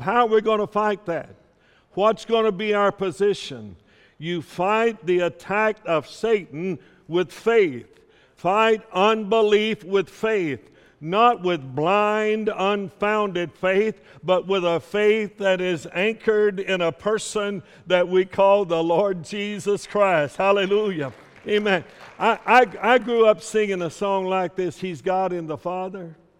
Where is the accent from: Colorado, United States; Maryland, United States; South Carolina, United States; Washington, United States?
South Carolina, United States; I grew up in South Carolina